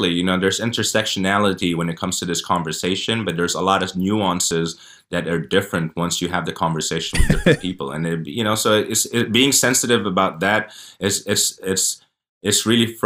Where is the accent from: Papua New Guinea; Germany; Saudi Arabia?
Saudi Arabia; born there; You know, I was born in Saudi Arabia. I've done Hajj.